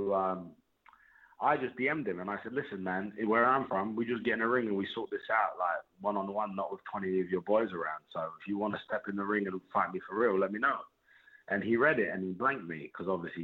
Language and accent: English; Hounslow, London, United Kingdom; I'm from Hounslow